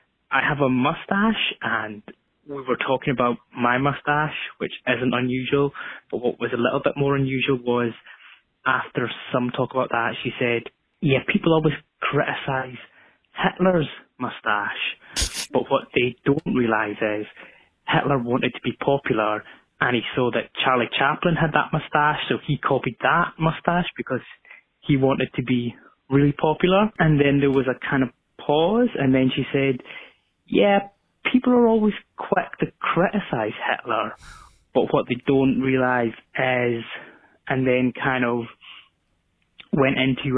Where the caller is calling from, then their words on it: Glasgow, Scotland, United Kingdom; I'm calling from Glasgow in Scotland.